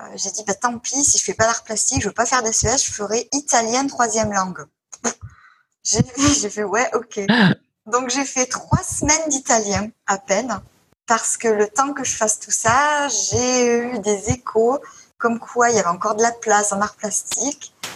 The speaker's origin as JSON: {"language": "French", "town": "Marseille", "region": "Provence-Alpes-Côte d'Azur", "country": "France", "said": "je viens de Marseille"}